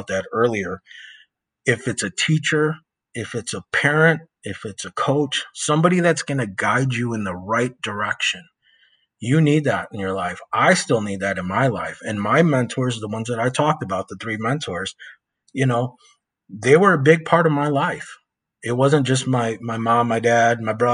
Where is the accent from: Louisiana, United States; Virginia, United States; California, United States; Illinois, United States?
Illinois, United States; West Chicago; moved away; I'm from West Chicago. You know, I lived there for, I think, 30 something years, almost 40 years of my life. And I know what it was like to grow up in that town